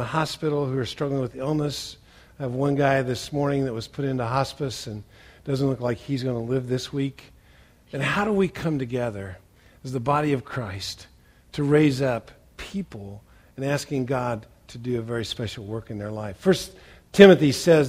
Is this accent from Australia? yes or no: no; Western Indiana, United States; moved away; I grew up in Western Indiana